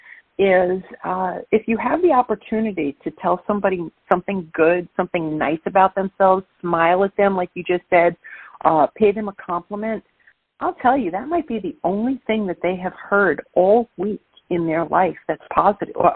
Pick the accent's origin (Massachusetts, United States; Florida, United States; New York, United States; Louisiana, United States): New York, United States; New York City; accent: Brooklyn; now in New Jersey, United States; I'm born and raised in Brooklyn, New York, but I'm living in New Jersey right now. Thank you, listeners, for putting up with my Brooklyn accent.